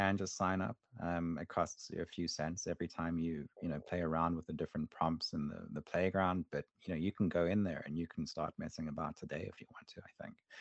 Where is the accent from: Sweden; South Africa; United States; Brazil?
South Africa; when I was a kid growing up in South Africa